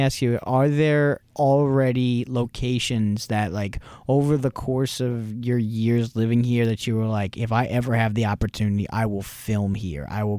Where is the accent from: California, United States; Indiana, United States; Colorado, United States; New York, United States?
New York, United States; I mean, for me growing up in New York, I mean, I grew up just outside of New York City and my parents worked there.